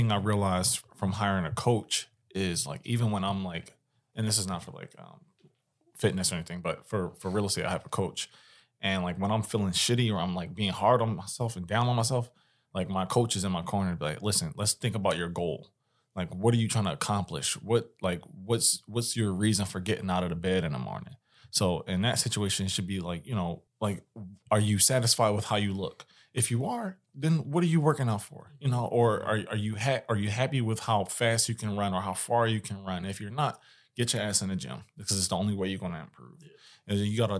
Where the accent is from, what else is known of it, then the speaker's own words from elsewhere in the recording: Philadelphia, Pennsylvania, United States; I'm from West Philly. They shut my spot.